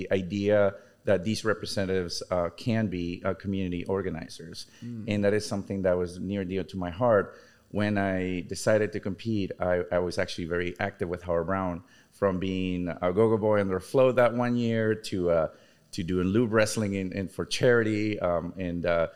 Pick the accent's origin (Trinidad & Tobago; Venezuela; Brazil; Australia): Venezuela; now in Chicago, United States; I'm originally from Venezuela. I've been in Chicago for almost 22 years